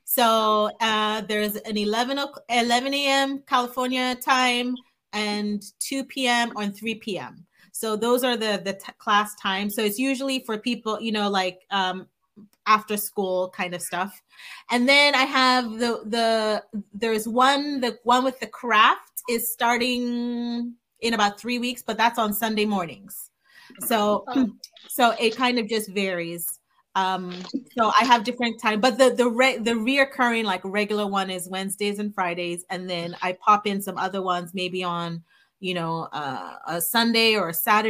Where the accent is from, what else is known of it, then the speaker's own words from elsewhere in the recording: Nigeria; moved away; growing up in Nigeria